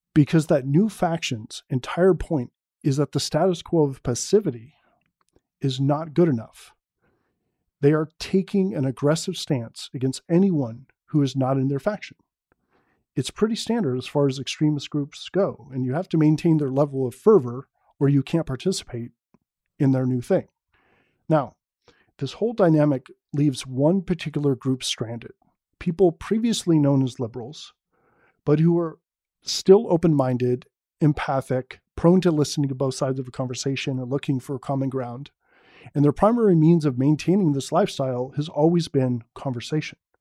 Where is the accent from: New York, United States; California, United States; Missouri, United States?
California, United States; San Francisco Bay Area; Born and raised in the San Francisco Bay Area, liberal down the line